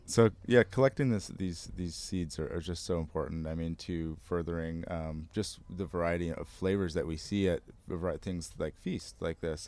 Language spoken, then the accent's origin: English; United States; I'm American